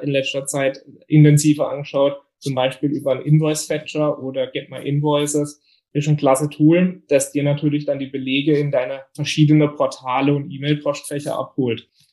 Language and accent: German; Bietigheim, Baden-Württemberg, Germany; komme aus dem Biedigheim nahe Karlsruhe und bin 30 Jahre alt